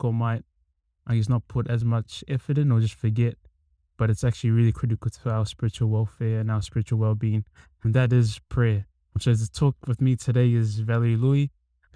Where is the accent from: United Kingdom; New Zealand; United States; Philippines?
New Zealand; Auckland; also born or lived in Australia; I'm from Auckland, Central Auckland, born in Australia, but yeah, raised here